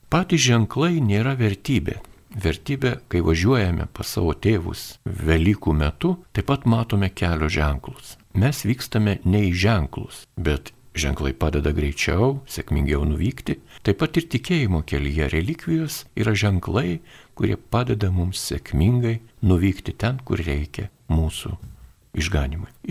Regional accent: Lithuania; mes lietuviai gyvenantis šiaurėje Lietuvoje, gana toli nuo krikščionybės centrų

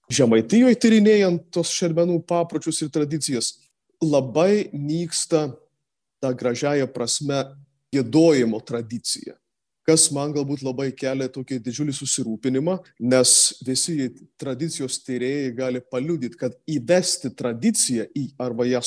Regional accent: Samogitia, Lithuania; Netgi mes žemaičiai jau fiksuojam tą, kad ne visose šermenyse yra gėdami žemaičių kalba

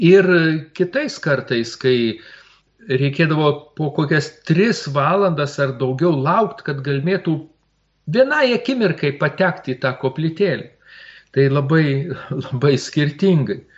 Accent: Lithuania; mes lietuviai.

